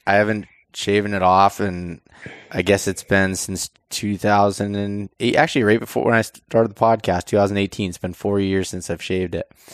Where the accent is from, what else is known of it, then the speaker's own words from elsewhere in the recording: the East, Eastern United States, United States; growing up in the East